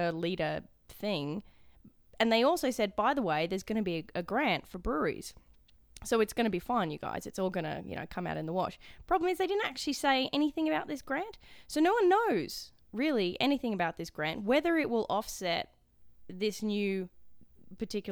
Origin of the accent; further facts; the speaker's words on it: Australia; accent: Australian English; now in Edmonton, Canada; as an Australian